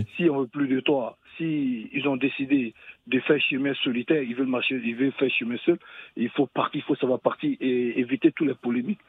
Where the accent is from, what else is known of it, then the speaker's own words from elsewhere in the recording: Côte d’Ivoire; chez nous en Côte d'Ivoire